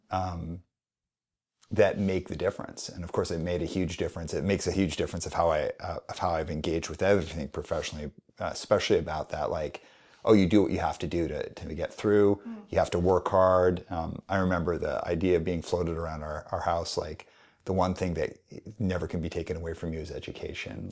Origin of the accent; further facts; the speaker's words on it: Calgary, Alberta, Canada; when I was a kid, a little kid growing up in Calgary